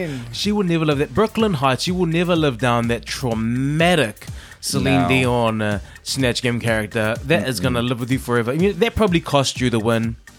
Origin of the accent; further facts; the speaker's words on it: New Zealand; I grew up on Sailor Moon. I used to wake up every Saturday morning really early, because that's in New Zealand.